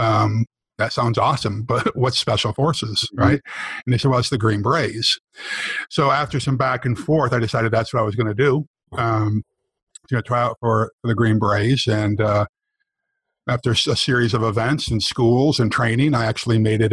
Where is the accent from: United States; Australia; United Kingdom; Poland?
United States; rural New York; moved away as an adult; also born or lived in San Francisco, California; my ticket out of, you know, rural New York, away from, you know, my hometown